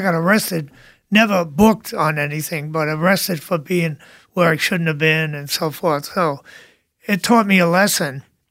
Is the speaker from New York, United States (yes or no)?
yes; New York City, New York, United States; I grew up in Brooklyn.